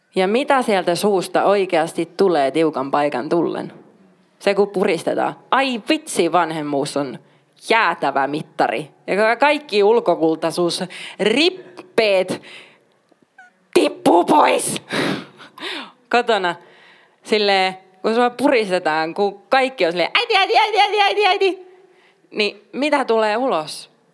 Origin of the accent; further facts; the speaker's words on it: Oulu, North Ostrobothnia, Finland; mä oon paljasjalkainen oululainen